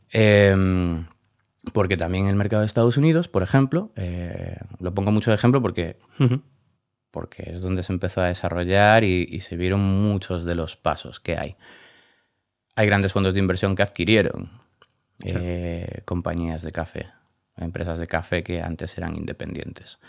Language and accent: Spanish; Galicia, Spain; moved away as an adult; also born or lived in Barcelona; now in Madrid, Spain; soy gallego